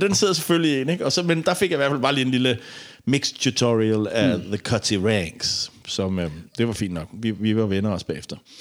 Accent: Denmark; som dansker

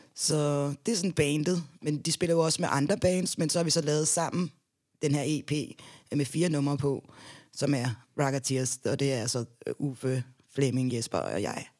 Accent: Denmark; also born or lived in Gambia; Jeg er halv dansker og halv gambianer

